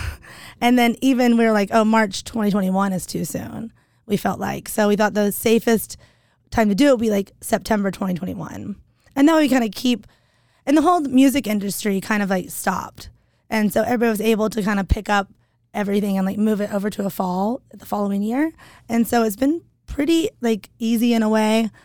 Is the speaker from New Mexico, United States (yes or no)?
no; Hickory, North Carolina, United States; now in Boise, United States; Small town called Hickory